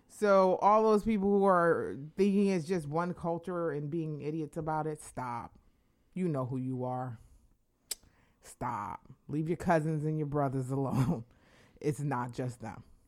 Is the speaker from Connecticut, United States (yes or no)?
yes; Connecticut, United States; I'm from Connecticut